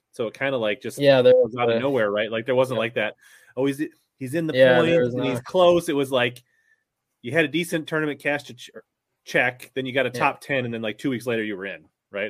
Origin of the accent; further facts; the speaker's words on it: Midwest, United States; I'm from the North. I'm from the Midwest.